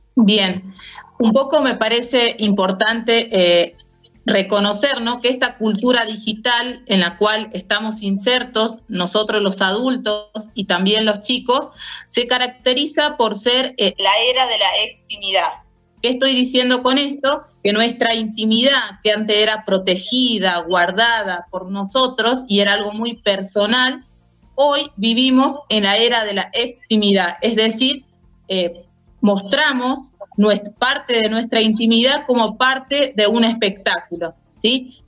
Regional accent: Jujuy, Argentina; licenciada en psicopedagogía de la provincia de Jujuy

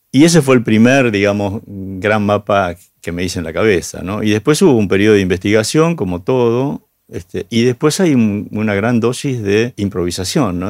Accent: Argentina; somos los argentinos

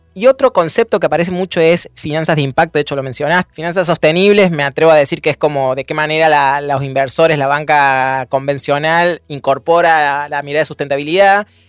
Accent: Argentina; Argentina, hoy vivimos una coyuntura complejísima

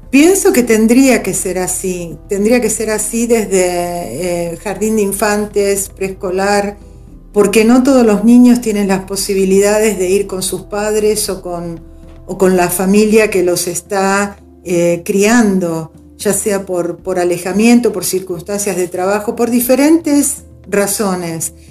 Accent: Argentina; somos argentinos

